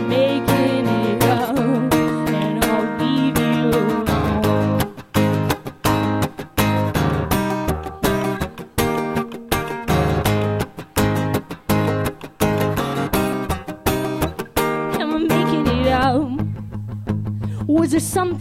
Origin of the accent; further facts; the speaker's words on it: Flowery Branch, Georgia, United States; my hometown of Flowery Branch, Georgia